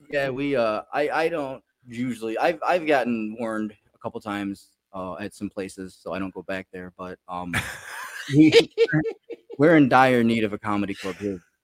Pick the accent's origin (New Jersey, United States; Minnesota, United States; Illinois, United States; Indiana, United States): Illinois, United States; Chicago; now in Pensacola, United States; I'm originally from Chicago